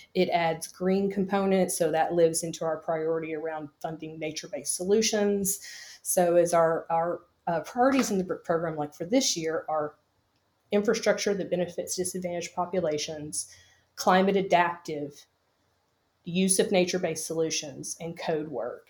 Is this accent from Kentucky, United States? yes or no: yes; Kentucky, United States; I'm from the Commonwealth of Kentucky.